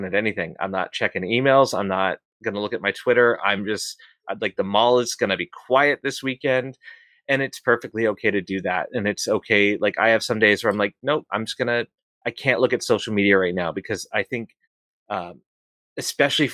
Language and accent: English; Boston, Massachusetts, United States; I'm from Boston